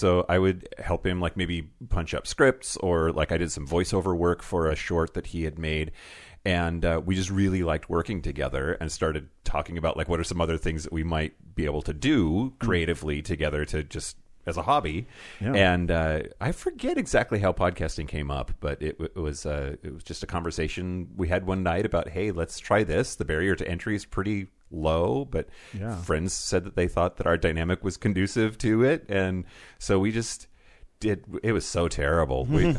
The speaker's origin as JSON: {"language": "English", "area": "Yakima County", "region": "Eastern Washington", "country": "United States", "tie": "born or raised there", "lives_now": "Seattle, United States", "said": "I grew up in Eastern Washington in Yakima County, which is the rural, dry, gun-toting Trump voter part of the state."}